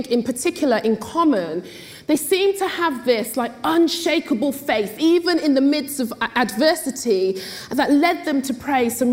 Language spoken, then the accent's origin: English; Oxford, South East England, United Kingdom; I was born and bred in Oxford to Jamaican parents